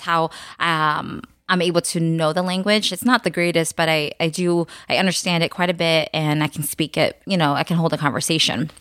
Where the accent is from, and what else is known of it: United States; born or raised there; first language Khmer; English is a second language